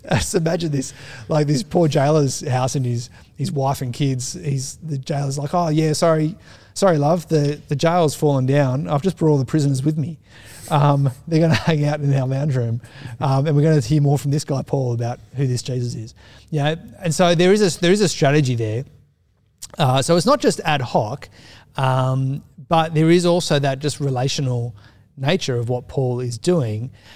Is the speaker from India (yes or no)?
no; Australia; as we've become more secular as an Australian society